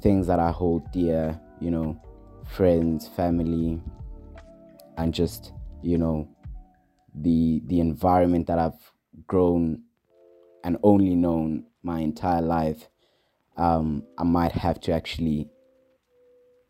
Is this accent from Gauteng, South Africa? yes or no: yes; Johannesburg, Gauteng, South Africa; I'm from Johannesburg.